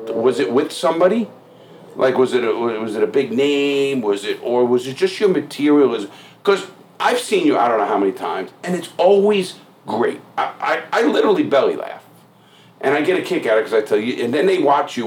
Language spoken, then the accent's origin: English; New York City, New York, United States; growing up in the Bronx and Brooklyn